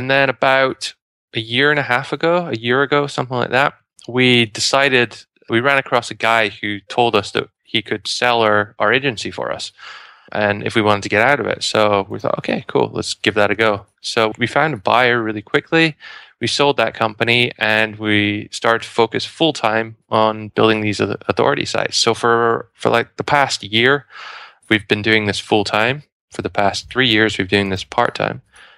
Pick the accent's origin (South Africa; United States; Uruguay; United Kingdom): United Kingdom; So I'm from the UK, despite my accent.